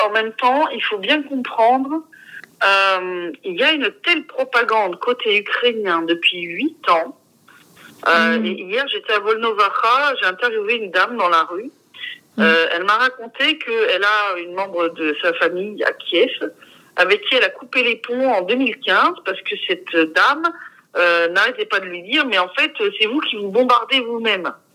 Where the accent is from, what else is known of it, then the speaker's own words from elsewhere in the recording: France; moved away; mon pays natal